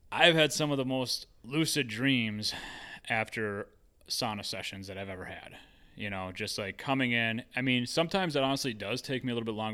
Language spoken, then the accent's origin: English; Hawaii, United States; also born or lived in Minnesota; I would like to take it to Hawaii because I grew up there. Uh, after like I grew up in Minnesota, my family moved us to Hawaii